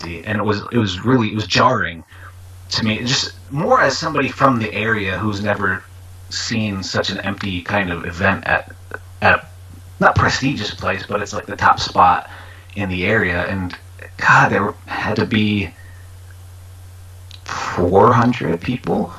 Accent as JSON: {"language": "English", "region": "New York", "country": "United States", "tie": "born or raised there", "said": "growing up in New York"}